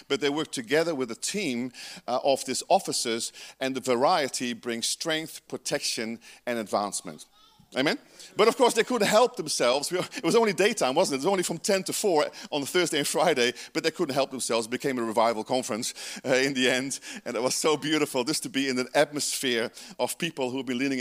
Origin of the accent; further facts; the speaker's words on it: Georgetown, Guyana; now in New Zealand; I was born in South America in British Guiana, right, in Georgetown.